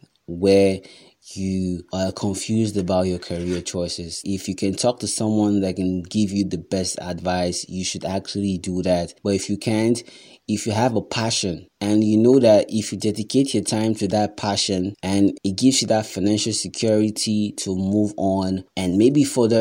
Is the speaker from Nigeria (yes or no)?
yes; Nigeria; because as a Nigerian, or as it is right now, or normally, it's best that you pursue your passion on the side